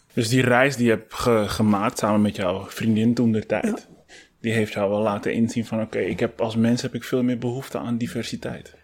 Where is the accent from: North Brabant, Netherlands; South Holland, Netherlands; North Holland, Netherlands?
North Holland, Netherlands; Amsterdam; Dan ben ik een echt Amsterdammer, om het zo maar te zeggen, want ik ben hier geboren.